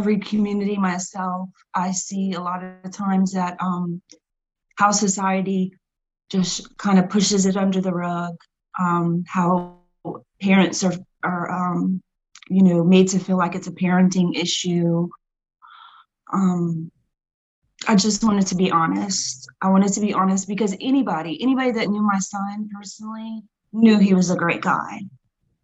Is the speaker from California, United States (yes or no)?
no; Florida, United States; now in Lafayette, United States; I grew up in Florida years ago